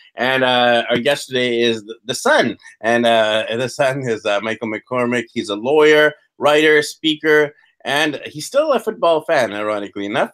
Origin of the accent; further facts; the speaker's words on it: Vancouver, British Columbia, Canada; Originally, I'm from Vancouver, Canada